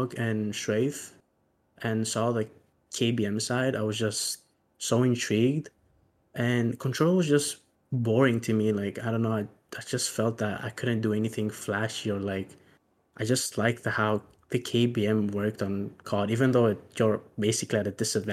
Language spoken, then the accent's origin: English; Greece; I'm from Greece